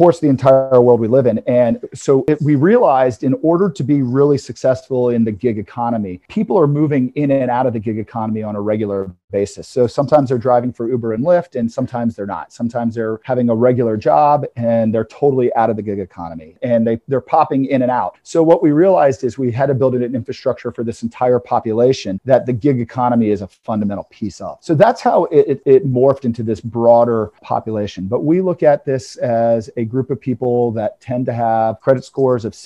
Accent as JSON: {"language": "English", "town": "Atlanta", "region": "Georgia", "country": "United States", "tie": "born or raised there", "said": "I'm born and raised in Atlanta"}